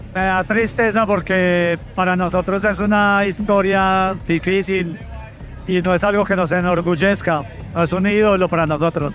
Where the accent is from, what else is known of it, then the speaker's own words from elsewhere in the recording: Medellín, Antioquia, Colombia; como habitante de Medellín